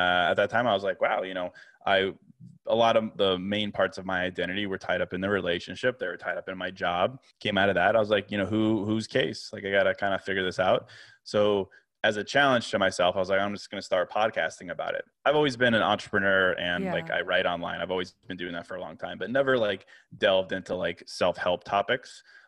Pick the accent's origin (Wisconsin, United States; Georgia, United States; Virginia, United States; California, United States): Virginia, United States; now in Chicago, United States; So I was born in Chicago, but I grew up in Virginia, actually.